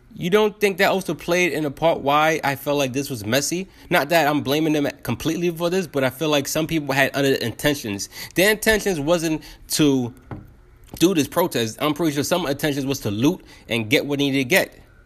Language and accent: English; United States; I'm American